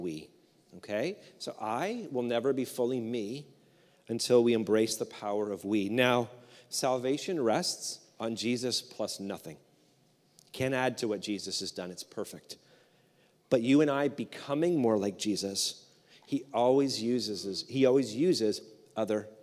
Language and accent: English; Canada; we're Canadian